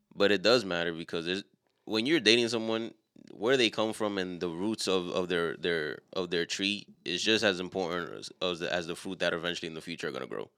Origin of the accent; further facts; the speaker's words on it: New York City, New York, United States; us being from a city like New York